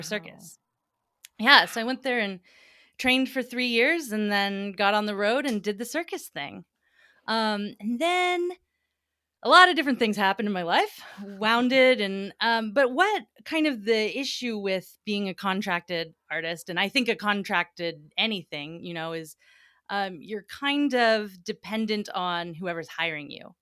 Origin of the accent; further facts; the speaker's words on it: Atlanta, Georgia, United States; moved away as an adult; also born or lived in New York City / Vermont; I'm from Atlanta, Georgia originally, and we had a big old magnolia tree out in my front yard